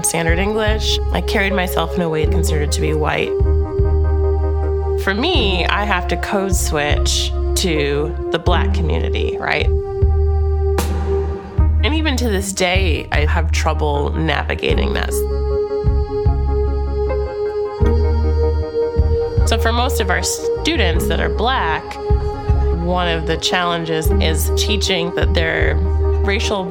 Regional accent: Wisconsin, United States; moved away; growing up in Wisconsin. It was white. It was as white as you could get in small town USA.

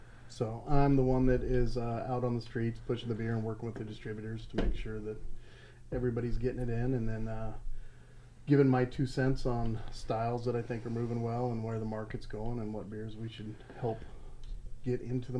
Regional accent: Nebraska, United States; born or raised there; also born or lived in Columbia, Missouri

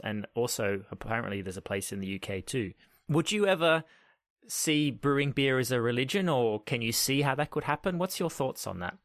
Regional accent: Australia; growing up in Australia

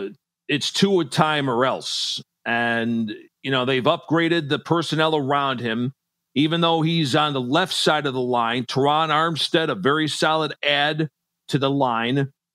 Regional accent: Niagara Falls, New York, United States; I was born and raised in Niagara Falls, New York. Half Canadian, by the way.

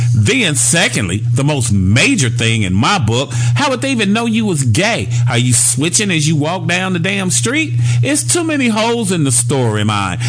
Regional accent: Gary, Indiana, United States; I'm from Gary, Indiana, 25 minutes from downtown Chicago

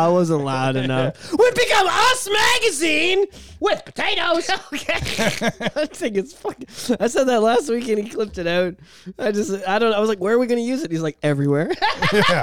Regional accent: Canada; We're fucking hick-ass Canadians up here with our winter coats and our igloos, and our free healthcare.

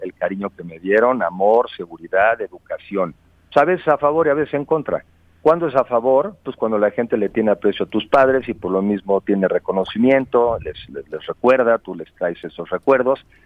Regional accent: Mexico; somos los mexicanos

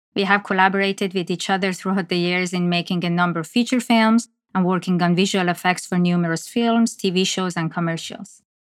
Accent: Iran; moved away as an adult; now in Toronto, Canada; I was born and raised in Iran and moved to Canada after graduating from university.

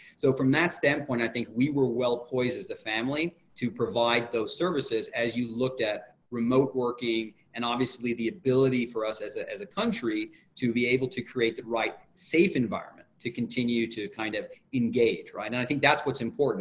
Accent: Abu Dhabi, United Arab Emirates; the world in which I grew up in Abu Dhabi, which was beachfront, n- very few high rises

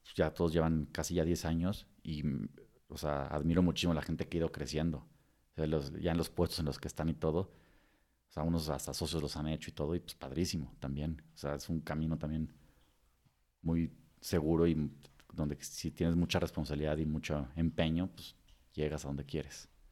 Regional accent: Mexico; moved away as an adult; also born or lived in Texas, United States; como mexicano sin ser residente

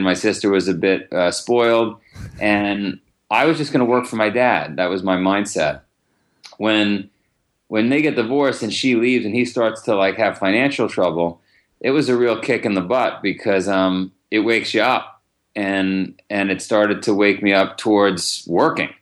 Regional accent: New York City, New York, United States; I grew up in Howard Beach

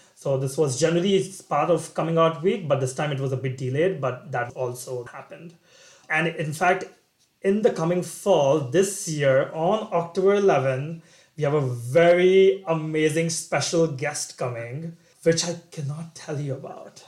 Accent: Kolkata, West Bengal, India; moved away as an adult; also born or lived in Singapore; now in United States; So I grew up in India in a city called Kolkata, Calcutta in the east. And after 18 years of my life living with my parents

